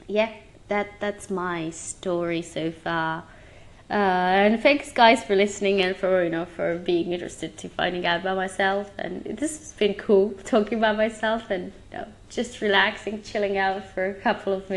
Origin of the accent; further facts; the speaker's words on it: Romania; now in England; my home country